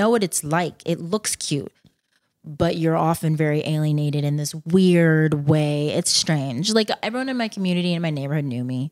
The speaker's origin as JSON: {"language": "English", "town": "Plano", "region": "Texas", "country": "United States", "also_born_or_lived": "Boston / Spain / Argentina / Ghana (parents)", "moved": "as an adult", "said": "I'm from Dal-, I'm from Plano, and, um, parents are from Ghana"}